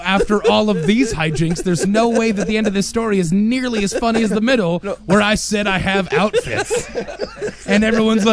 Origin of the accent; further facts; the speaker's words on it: United States; Being an American dude in the Philippines